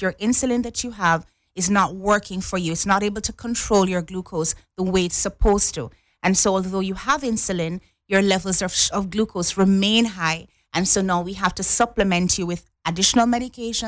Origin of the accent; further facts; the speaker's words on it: Jamaica; now in Cayman Islands; I'm from Jamaica